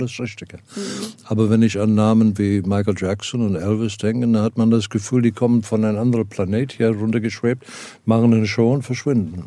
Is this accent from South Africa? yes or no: yes; South Africa; moved away; Ich komme, komme aus Südafrika